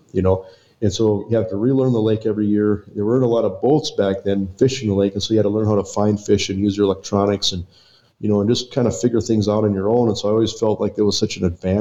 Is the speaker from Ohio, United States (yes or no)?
no; Western North Dakota, United States; growing up in Western North Dakota, we were so isolated from everything